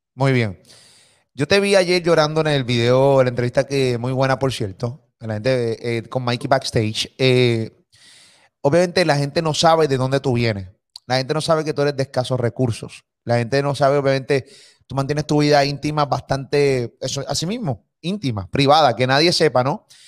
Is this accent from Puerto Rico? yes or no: yes; Puerto Rico; soy puertorriqueño, vivo aquí